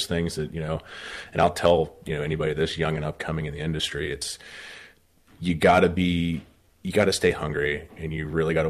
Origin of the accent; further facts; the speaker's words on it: West Virginia, United States; Originally from West Virginia, born and raised, went to school there at WVU.